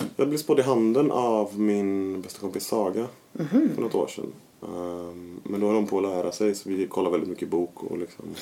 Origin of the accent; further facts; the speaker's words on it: Gothenburg, Västra Götaland, Sweden; Jag är ju från Kungs i Majorna. Och där finns ju villor där det bor många, eller i alla fall när jag växte upp